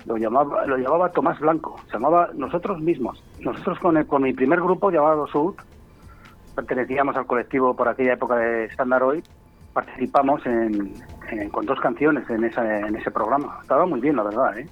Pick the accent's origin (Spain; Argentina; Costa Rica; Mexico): Spain; Valladolid, Castile and León; somos pucelanos